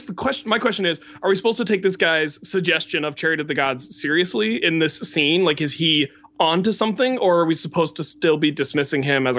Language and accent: English; West Virginia, United States; I grew up in West Virginia